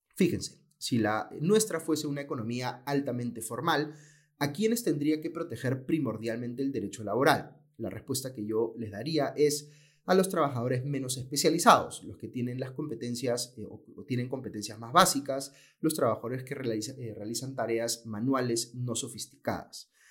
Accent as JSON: {"language": "Spanish", "country": "Peru"}